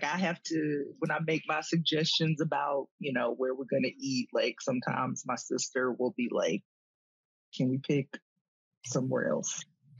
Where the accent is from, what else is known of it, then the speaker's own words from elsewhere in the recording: Columbus, Georgia, United States; moved away; also born or lived in Athens, Georgia; I was born in Columbus, Georgia. So, you know, that's my, hometown. I was born what was then called the Medical Center.